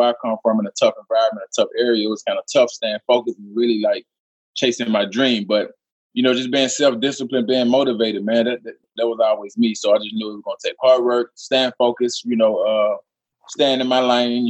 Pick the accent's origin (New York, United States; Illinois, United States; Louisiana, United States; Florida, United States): Louisiana, United States; Monroe; I'm from Monroe, Louisiana, small city